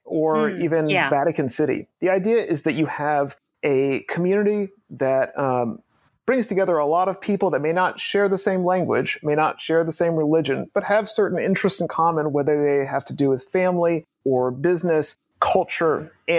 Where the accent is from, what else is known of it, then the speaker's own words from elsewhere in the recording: East Coast, United States; now in Los Angeles, United States; I don't have any roots in LA. I'm not from LA. Right. I grew up on the East Coast